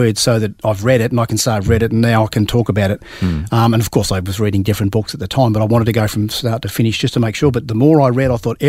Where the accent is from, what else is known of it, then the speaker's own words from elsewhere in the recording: Melbourne, Victoria, Australia; I grew up in South Caulfield, which is in Victoria, in a middle-class family.